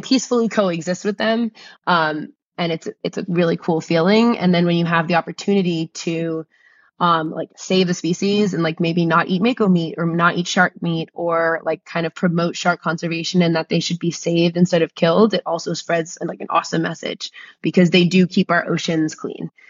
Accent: New Jersey, United States; I grew up in New Jersey

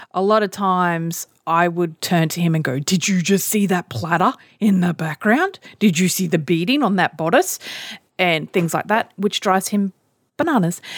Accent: Australia; I'm Australian

